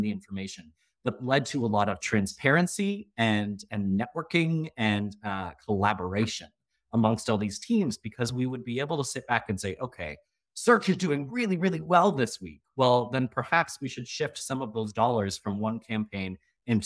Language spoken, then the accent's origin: English; Canada; I am Canadian from Canada